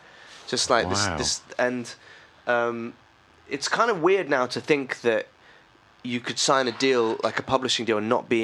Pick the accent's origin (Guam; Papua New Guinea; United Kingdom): United Kingdom; Norfolk, East of England; also born or lived in London; I grew up in Norfolk, right?